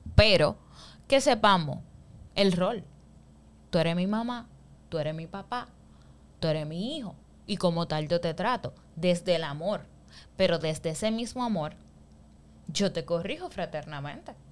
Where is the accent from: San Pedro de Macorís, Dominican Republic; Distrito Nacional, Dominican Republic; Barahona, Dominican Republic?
San Pedro de Macorís, Dominican Republic; Nosotros que somos de San Pedro